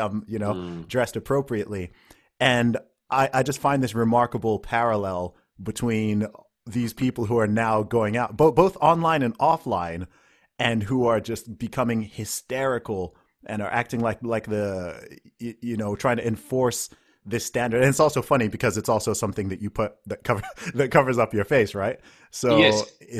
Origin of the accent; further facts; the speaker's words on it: Saudi Arabia; So when I grew up in Saudi Arabia, if you went into the major cities, I don't think they still have this